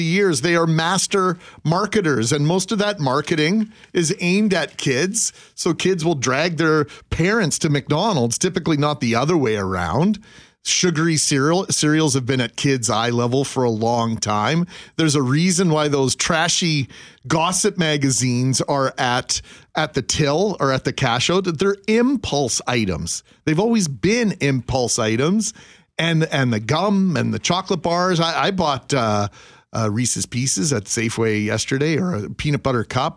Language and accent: English; Brandon, Manitoba, Canada; Growing up in Brandon, we had swimming lessons as part of our curriculum